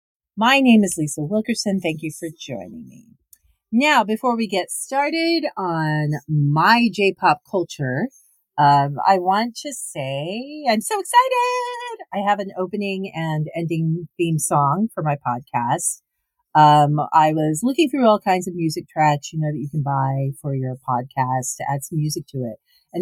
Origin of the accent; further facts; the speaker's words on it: United States; people, as I am American, but I, you know, loved a lot of the pop music from the 80s from the US